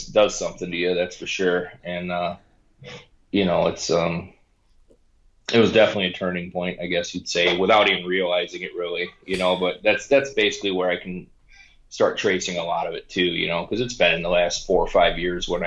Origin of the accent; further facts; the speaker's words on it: Lincoln Park, Michigan, United States; Born and raised in Lincoln Park, Michigan, which is just south of Detroit